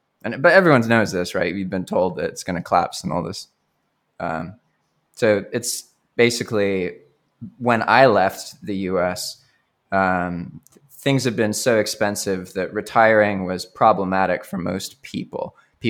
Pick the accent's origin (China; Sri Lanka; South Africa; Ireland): Sri Lanka; Colombo, Western Province; born there; also born or lived in United States; I was born in Sri Lanka to an English father and an American mother.